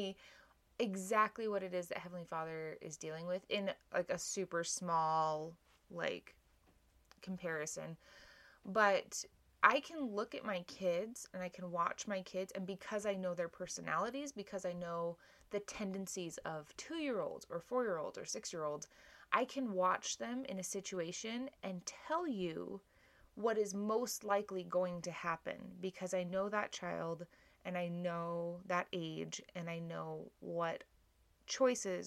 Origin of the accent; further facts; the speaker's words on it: Hawaii, United States; moved away; When I was growing up in Hawaii